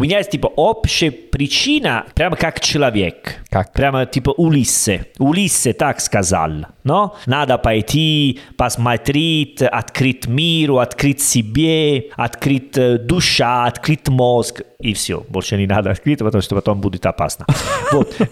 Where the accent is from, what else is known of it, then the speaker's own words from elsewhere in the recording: Italy; Russian is a second language; moved away; Я из Италии